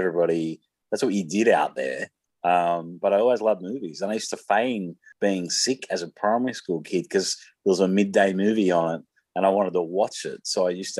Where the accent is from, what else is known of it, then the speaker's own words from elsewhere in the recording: Sydney, New South Wales, Australia; in my sort of adolescence, I grew up in Mount Druitt.